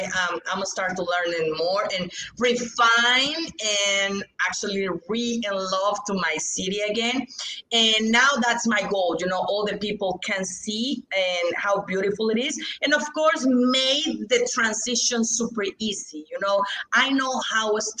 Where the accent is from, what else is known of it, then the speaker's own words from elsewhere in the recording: Mexico; English is a second language; also born or lived in Merida; here in Mexico, we need to sign contracts in Spanish